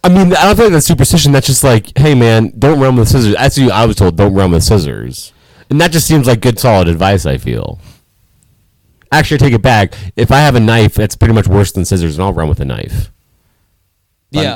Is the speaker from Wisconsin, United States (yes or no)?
no; Los Angeles, California, United States; moved away; my hometown